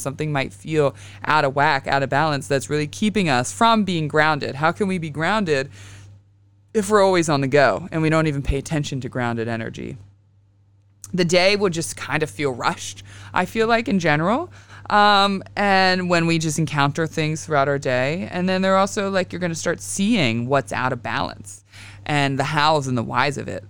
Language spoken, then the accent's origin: English; Western Pennsylvania, United States; I grew up in Western P